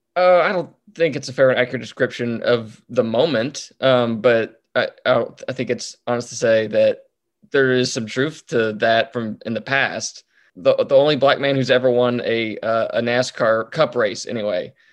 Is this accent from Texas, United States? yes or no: yes; North Texas, United States; I was raised in North Texas